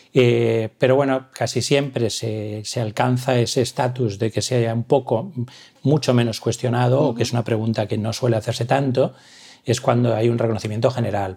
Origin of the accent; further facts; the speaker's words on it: Valencia, Valencian Community, Spain; moved away as an adult; now in Barcelona, Spain; yo soy de Valencia